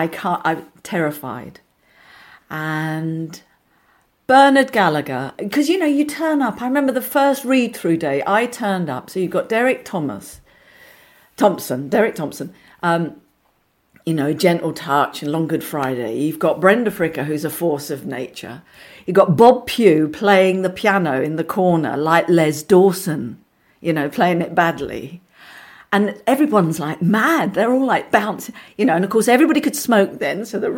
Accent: Forest Hill, London, United Kingdom; from Forest Hill. What am I doing here, you know?

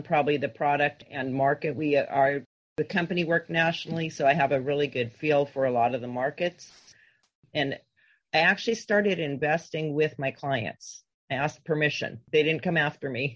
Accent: Southern California, United States; growing up in Southern California

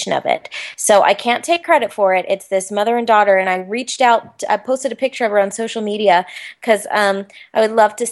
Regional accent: Orlando, Florida, United States; ever since I was a little girl growing up in Orlando

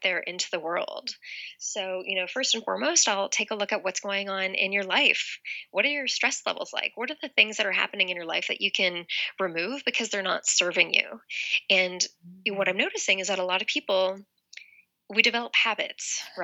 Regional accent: Toronto, Ontario, Canada; now in Los Angeles, United States; I'm from Toronto, Canada. Originally, I live in Los Angeles now

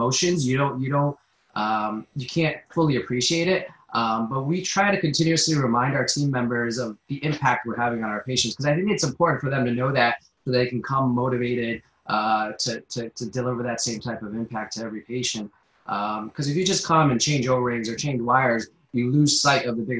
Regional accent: Connecticut, United States; also born or lived in New Jersey / Philadelphia; I grew up in Connecticut

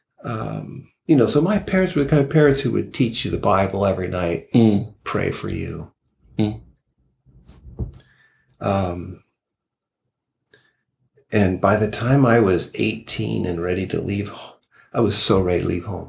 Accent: Goshen, Indiana, United States; also born or lived in Los Fresnos, Texas; where I grew up in Goshen, Indiana.

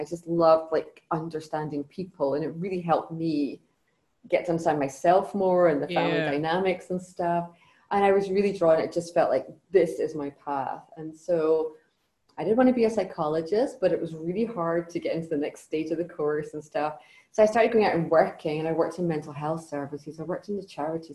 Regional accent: Scotland, United Kingdom; I come from Scotland. So I grew up in Scotland.

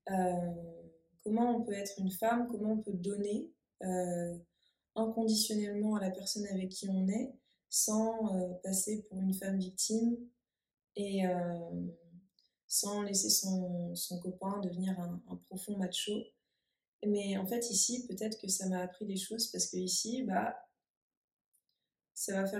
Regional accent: Normandy, France; moved away as an adult; now in Bali, Indonesia; de Normandie. Oh, pardon, de Normandie.

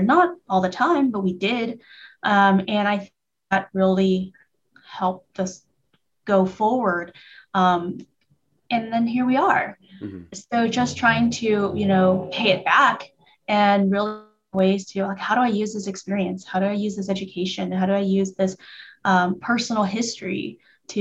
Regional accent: Santa Ana, California, United States; growing up in Santa Ana, going away and coming back

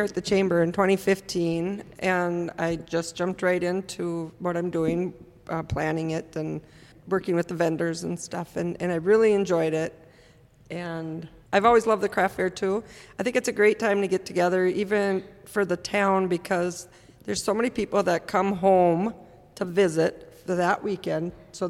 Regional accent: Little Falls, Minnesota, United States; I've lived here just about all my life. I grew up in town and live about four blocks away from where I grew up.

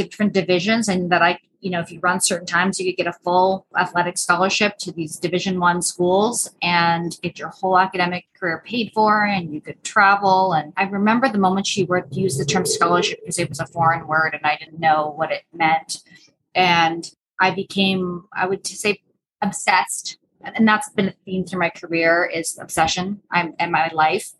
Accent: North Bay, Ontario, Canada; moved away as an adult; now in Austin, United States; I am from North Bay

